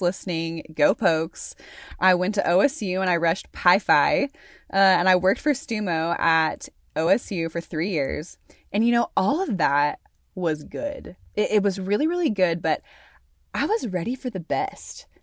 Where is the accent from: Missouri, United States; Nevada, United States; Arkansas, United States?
Arkansas, United States; Conway; moved away as an adult; also born or lived in Amarillo, Texas / Stillwater, Oklahoma; now in Wyoming, United States; raised in Conway, Arkansas